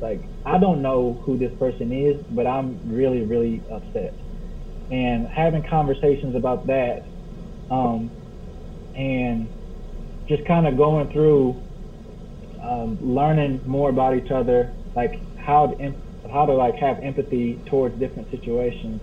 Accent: Cleveland, Ohio, United States; also born or lived in Richmond, Kentucky; now in Kentucky, United States; I'm from the Cleveland, Ohio area

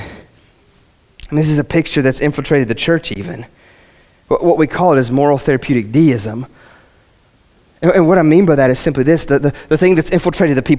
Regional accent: West Virginia, United States; I'm from West Virginia and I've got like a weird dialect

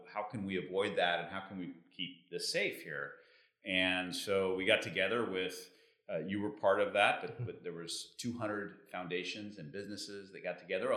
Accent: Tucson, Arizona, United States; moved away as an adult; also born or lived in Mexico City, Mexico; now in Cabo San Lucas, Mexico; I'm originally from Arizona. Mm-hmm. And growing up in Arizona, I always had this dream of speaking Spanish because I lived in Tucson

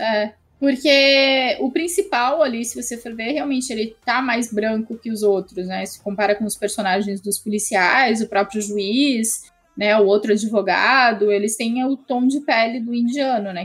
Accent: Brazil

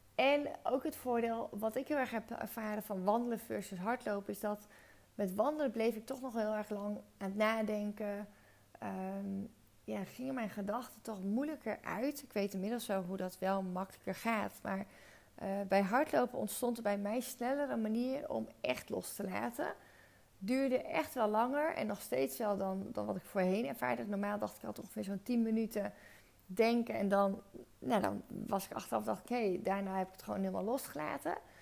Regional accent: Friesland, Netherlands; moved away as an adult; also born or lived in Zwolle / Breda; ik echt ben opgegroeid met patat. Ik ben van origine ben ik Fries

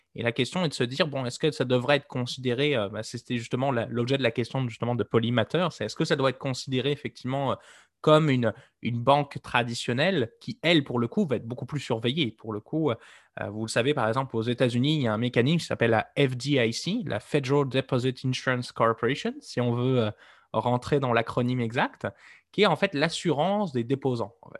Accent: Nantes, Pays de la Loire, France; j'ai grandi dans un coin où euh, Starbucks, c'était en Loire-Atlantique, vous le savez que je suis nantais

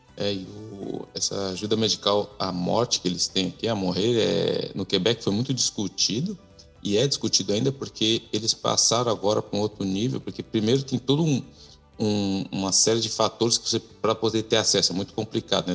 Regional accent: Brazil; moved away as an adult; now in Canada; quando eu saí do Brasil em 2009

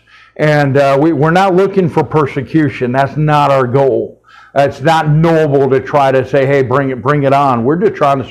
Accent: United States

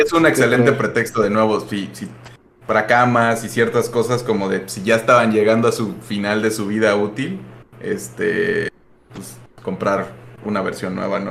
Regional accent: Michoacán, Mexico; moved away as an adult; also born or lived in Mexico City; now in Mérida, Mexico; llegué de Michoacán al DF y en el DF estuve en 10 lugares diferentes

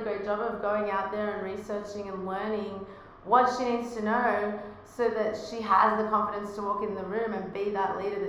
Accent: Australia; accent: Australian; now in United States; with my Australian accent in America

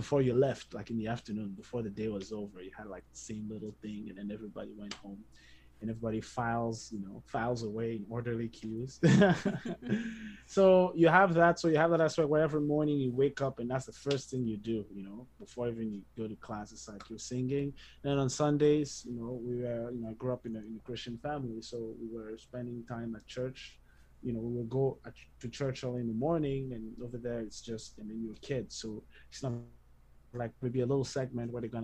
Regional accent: Cameroon; moved away as an adult; also born or lived in Montreal, Canada / United States; now in Canada; I spent a few years, I think between the ages of 3 months and 6 years in Montreal, and then we returned to Cameroon when I was just turned six. And I lived there pretty much until I graduated high school.

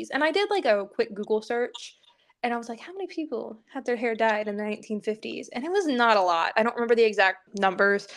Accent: Southeast Missouri, United States; I was raised in Southeast Missouri

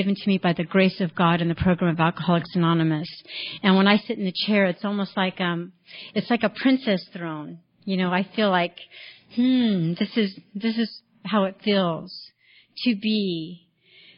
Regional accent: Richmond, California, United States; now in Mariposa, United States; I was born in 1960 in Richmond, California, 23rd Street, gang territory. It was just a wonderful place

